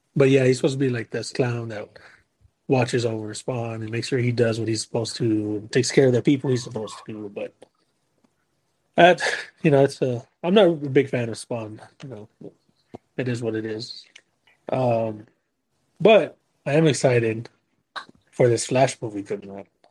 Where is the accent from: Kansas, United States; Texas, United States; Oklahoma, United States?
Texas, United States; San Antonio; we're from San Antonio.